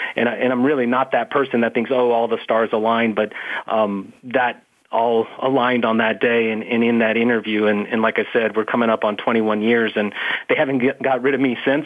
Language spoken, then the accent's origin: English; Phoenix, Arizona, United States; I'm from Arizona, was raised in Phoenix